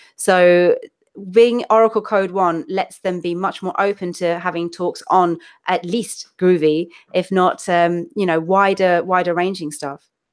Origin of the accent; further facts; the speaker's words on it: London, United Kingdom; accent: London accent mixed with Manchester vowels; people think Australian; moved away as an adult; also born or lived in Manchester (family); now in Seville, Spain; my family's from uh, Manchester, but I grew up down south, so I'm kind of more or less from London-ish.